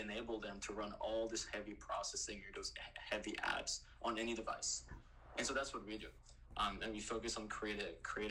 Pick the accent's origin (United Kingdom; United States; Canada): Canada; Quebec City, Quebec; moved away; I'm originally from Quebec City